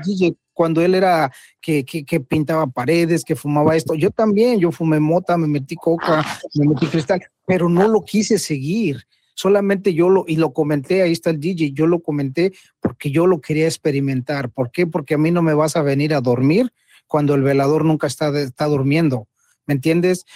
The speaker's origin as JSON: {"language": "Spanish", "country": "Mexico", "said": "como mexicano"}